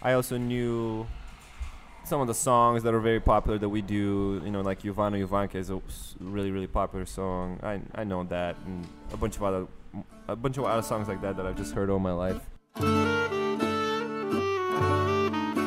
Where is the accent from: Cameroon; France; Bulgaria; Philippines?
Bulgaria; Burgas, Burgas Province; moved away as an adult; also born or lived in Yambol, Bulgaria / New Orleans, United States; now in United States; I'm originally from Bulgaria, on the Black Sea. The town is called Burgas. I wasn't born there. I was born in the middle of the country in this place called Yambol.